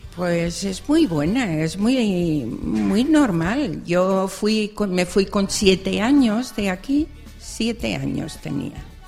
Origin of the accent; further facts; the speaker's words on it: Barcelona, Catalonia, Spain; also born or lived in Extremadura; prácticamente criada en Barcelona